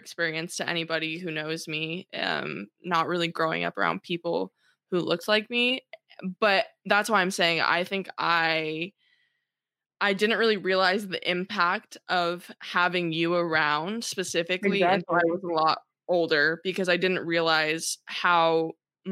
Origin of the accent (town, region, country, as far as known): South Orange County, California, United States; born or raised there